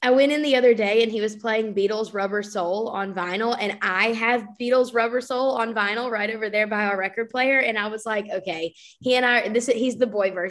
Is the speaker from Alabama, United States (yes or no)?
yes; Alabama, United States; now in Tennessee, United States; I came from Alabama where there was just a lot of abuse of state funds, and the budget was always in a really terrible place. Now here in Tennessee